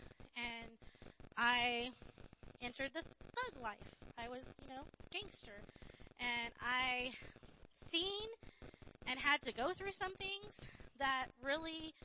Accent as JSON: {"language": "English", "town": "Riverside", "region": "California", "country": "United States", "tie": "born or raised there", "also_born_or_lived": "Barstow, California", "said": "I lived in Barstow from the time I was born. I was born in Barstow Hospital, and then when I was in third grade, we moved to Riverside."}